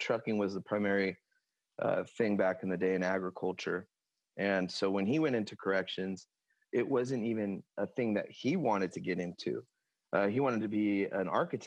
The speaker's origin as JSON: {"language": "English", "town": "Lemoore", "region": "California", "country": "United States", "tie": "born or raised there", "also_born_or_lived": "Stockton, California / Tracy, California / Manteca, California / Copperopolis, California", "said": "ended up living in Lemoore pretty much from third grade to graduation and then enlisting in the Navy there. So I say I'm from Lemoore, California, which is Central Valley"}